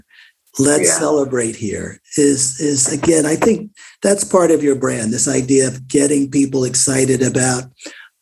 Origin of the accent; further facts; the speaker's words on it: Newark, New Jersey, United States; I grew up in Newark